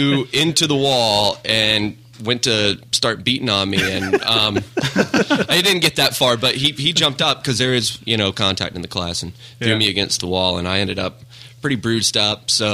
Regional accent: Smyrna, Georgia, United States; I grew up right in Smyrna, Georgia, and went to high school in Smyrna, Georgia, went to college right north of Smyrna, Georgia.

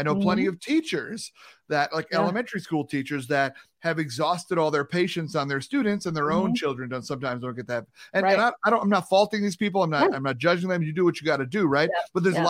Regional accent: New York, United States; You know, when I'm from New York, you know what I'm saying?

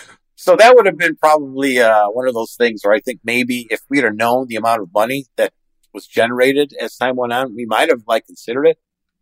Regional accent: Chicago, Illinois, United States; Well, I'm from Chicago. So I'm spoiled. I think we have really some of the best sports logos in all professional sports back here in Chicago. And I grew up a Blackhawk fan.

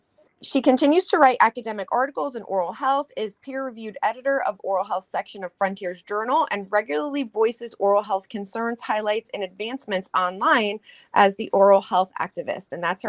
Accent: United States; I am your American dental hygiene host, ….

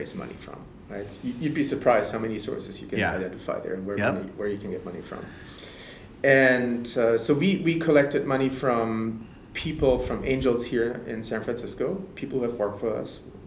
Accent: Germany; accent: German; English is a second language; you can probably tell I'm German by my accent

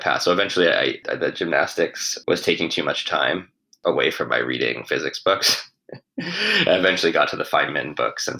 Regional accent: Western Massachusetts, United States; I grew up in Western Massachusetts.

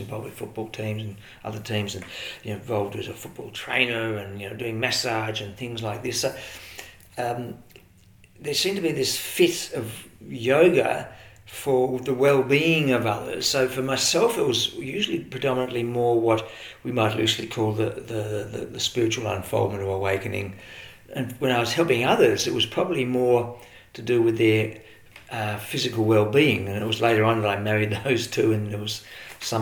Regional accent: Melbourne, Victoria, Australia; Well, I was born and raised in Melbourne and had my formative years here

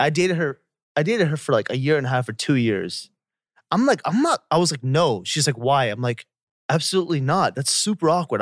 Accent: Atlanta, Georgia, United States; moved away; I'm from Atlanta

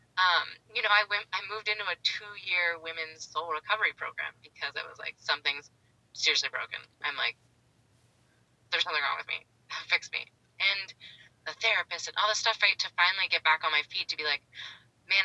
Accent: Pittsburgh, Pennsylvania, United States; moved away as an adult; now in San Diego, United States

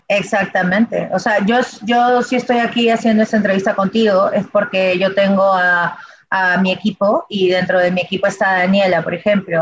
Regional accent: Peru; soy peruana

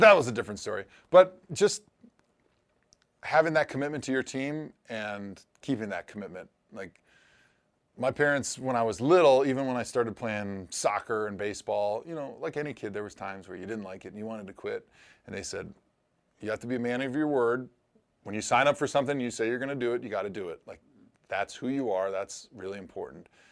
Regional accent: Milwaukee, Wisconsin, United States; moved away; I grew up in Milwaukee.

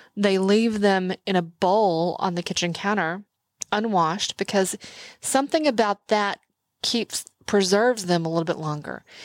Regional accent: Texas, United States; I'm from Texas

